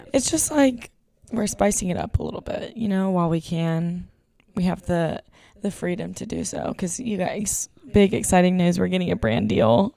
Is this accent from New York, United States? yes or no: no; Texas, United States; moved away; we're the ones from Texas